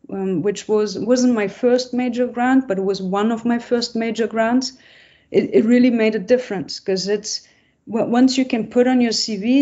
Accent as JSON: {"language": "English", "town": "Essen", "region": "North Rhine-Westphalia", "country": "Germany", "tie": "born or raised there", "moved": "yes", "said": "I'm from Essen, which is nearby Cologne and Düsseldorf"}